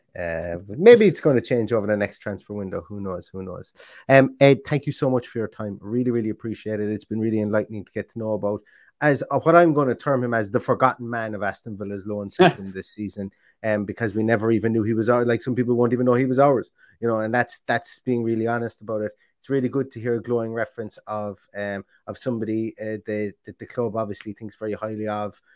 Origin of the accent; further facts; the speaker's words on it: Ireland; I am Irish